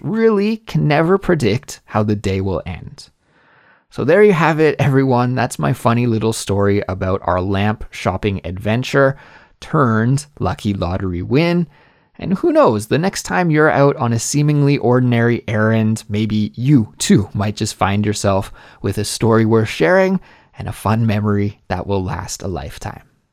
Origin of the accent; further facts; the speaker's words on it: Canada; moved away as an adult; also born or lived in Korea; now in South Korea; my home country of Canada